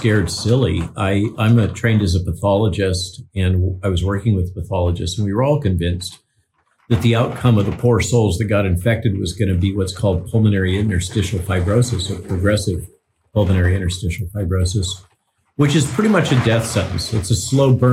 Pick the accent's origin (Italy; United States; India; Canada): United States; Central Coast of California; I grew up in the Central Coast of California